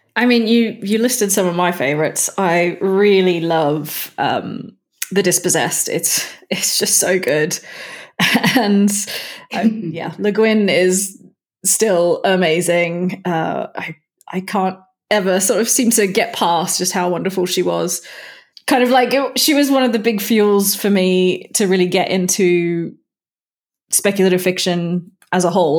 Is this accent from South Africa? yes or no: no; Perth, Western Australia, Australia; my hometown of Perth, Western Australia.